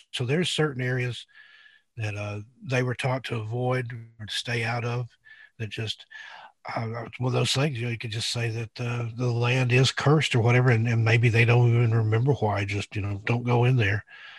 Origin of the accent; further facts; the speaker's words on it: Knoxville, Tennessee, United States; also born or lived in Oak Ridge; I grew up in East Tennessee, born and raised in the Knoxville, Oak Ridge area.